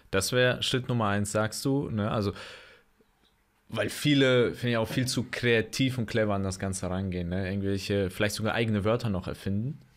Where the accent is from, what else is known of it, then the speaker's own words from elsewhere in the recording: Bonn, North Rhine-Westphalia, Germany; born there; aber ich bin in Bonn geboren, ah. also der Beethovenstadt.